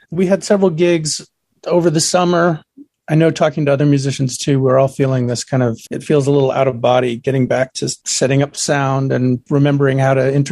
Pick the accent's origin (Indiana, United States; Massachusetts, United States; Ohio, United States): Massachusetts, United States; Boston; here in the Boston area where I grew up outside of New York